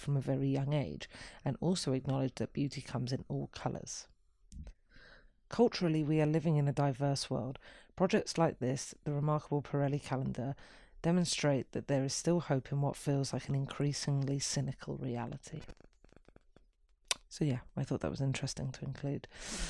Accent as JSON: {"language": "English", "region": "London", "country": "United Kingdom", "tie": "born or raised there", "said": "Growing up in London, I often lived in a fantasy world of fairy tales and detective novels."}